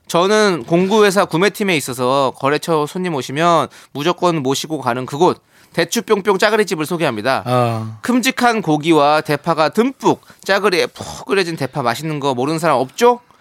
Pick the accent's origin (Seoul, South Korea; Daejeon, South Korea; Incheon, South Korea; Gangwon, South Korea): Incheon, South Korea; 저는 인천 출신이긴 하지만